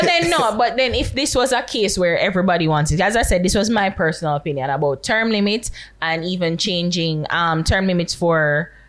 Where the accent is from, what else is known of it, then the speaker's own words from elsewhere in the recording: Jamaica; No, I am a Jamaican first.